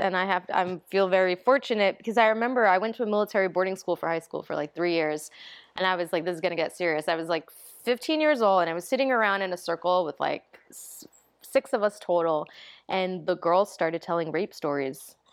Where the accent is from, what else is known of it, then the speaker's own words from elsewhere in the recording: New York City, New York, United States; also born or lived in Okinawa, Japan; I grew up in the Bronx